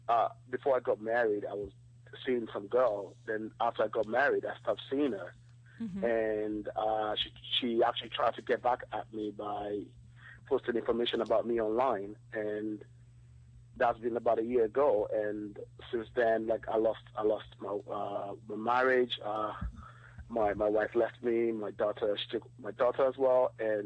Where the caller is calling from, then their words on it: Toronto, Ontario, Canada; Hi, I'm calling from Toronto.